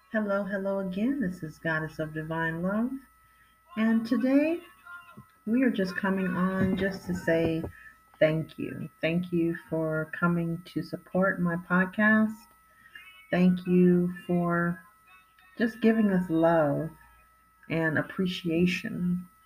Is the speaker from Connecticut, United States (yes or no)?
no; California, United States; I was raised in California